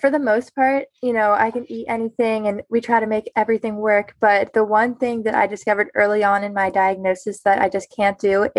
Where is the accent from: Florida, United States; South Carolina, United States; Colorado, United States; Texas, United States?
South Carolina, United States; Lake Wylie; I am from Lake Wylie, South Carolina, and I am starting my sophomore year of college. I go to Clemson University.